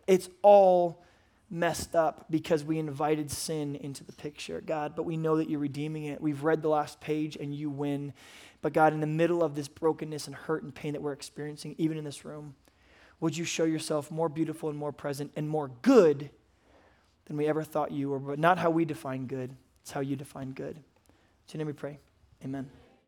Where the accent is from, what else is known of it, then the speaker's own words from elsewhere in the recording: United States; as an American man